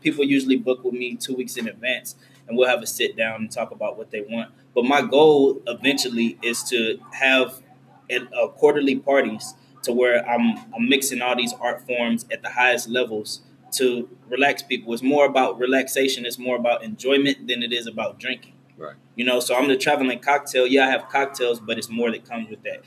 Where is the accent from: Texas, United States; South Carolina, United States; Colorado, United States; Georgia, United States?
Texas, United States; Houston; I'm originally from Trinity Garden, so I was still staying over there